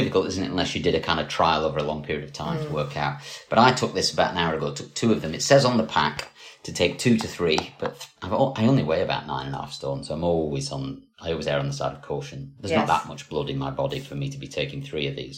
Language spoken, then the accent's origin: English; Scotland, United Kingdom; I'm Scottish